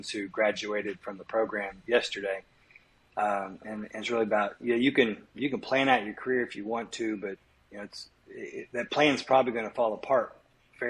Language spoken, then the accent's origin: English; Kansas, United States; my hometown in Kansas